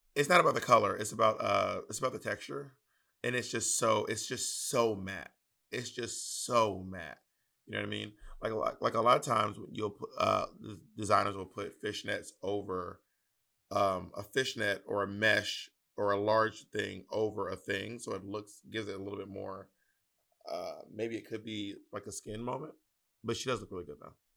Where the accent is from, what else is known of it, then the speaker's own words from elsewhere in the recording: the South, United States; accent: Southern; my Southern accent